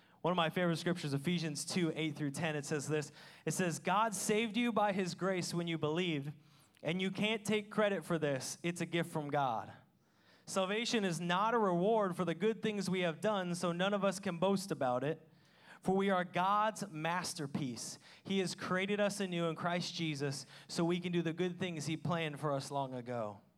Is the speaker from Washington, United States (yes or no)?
yes; Washington, United States; I mean, I'm from Washington. I rarely ever saw stars till I moved here.